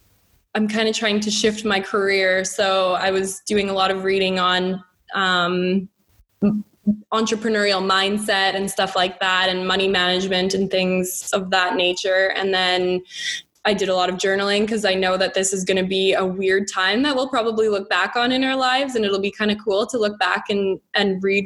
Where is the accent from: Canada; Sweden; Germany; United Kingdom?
Canada; Calgary, Alberta; moved away as an adult; also born or lived in Lethbridge, Canada; now in Dubai, United Arab Emirates; I've always grown up in Alberta. I've never left Alberta.